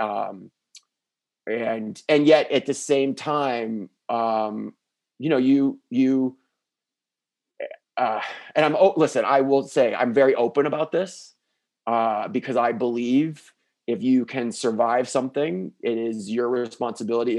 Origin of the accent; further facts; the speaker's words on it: South Florida, United States; also born or lived in Midwest; I was raised down in South Florida